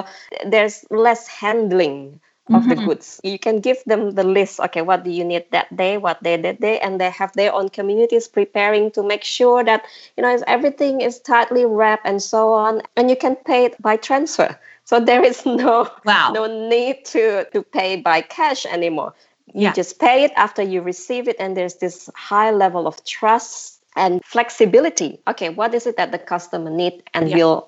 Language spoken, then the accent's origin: English; Jakarta, Indonesia; growing up in Jakarta